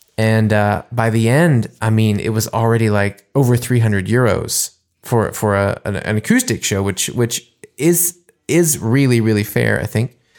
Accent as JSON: {"language": "English", "country": "United States", "moved": "yes", "lives_now": "Germany", "said": "playing as an American"}